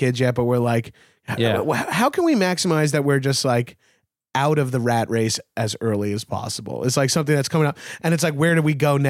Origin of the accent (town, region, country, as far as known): Long Island, New York, United States; born or raised there; moved away as an adult; also born or lived in Brooklyn; now in Los Angeles, United States